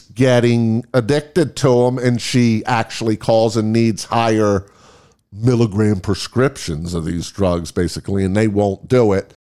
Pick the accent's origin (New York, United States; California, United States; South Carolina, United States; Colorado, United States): New York, United States; New York area, United States; I'm from the New York area